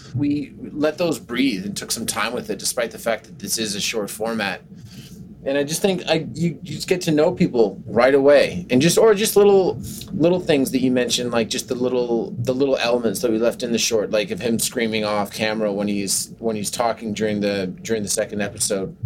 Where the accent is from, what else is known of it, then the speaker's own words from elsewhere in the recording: Canada; moved away; the Canadian in me